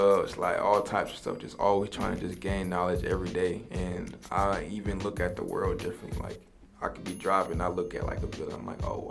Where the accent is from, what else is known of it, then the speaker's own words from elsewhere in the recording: Marietta, Georgia, United States; also born or lived in Long Island, New York; I was raised in Marietta, so pretty much, you know, Cobb County